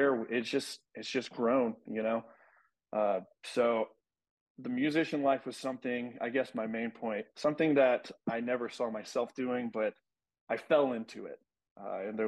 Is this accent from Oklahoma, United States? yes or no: no; West Texas, United States; growing up in West Texas, small town